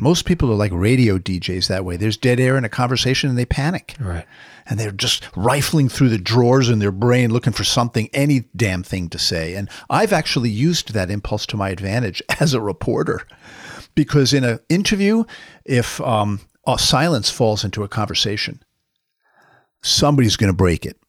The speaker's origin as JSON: {"language": "English", "region": "New York", "country": "United States", "said": "I'm a New Yorker"}